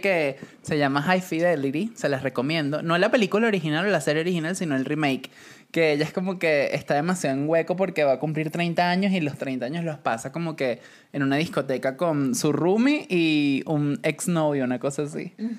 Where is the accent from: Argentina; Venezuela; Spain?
Venezuela; moved away; cuando me fui de Venezuela